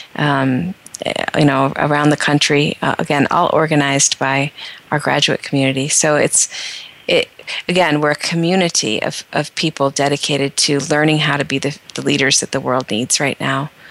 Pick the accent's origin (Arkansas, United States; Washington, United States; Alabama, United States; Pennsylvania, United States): Pennsylvania, United States; northeastern; moved away as an adult; I grew up in a very small town in northeastern Pennsylvania